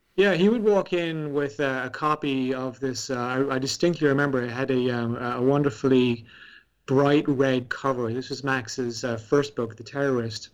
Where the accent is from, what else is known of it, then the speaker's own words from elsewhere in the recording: Ireland; growing up in Ireland